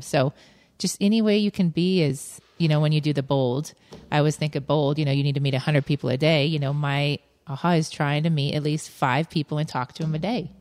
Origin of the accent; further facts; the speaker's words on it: Lakewood, Colorado, United States; I grew up in Lakewood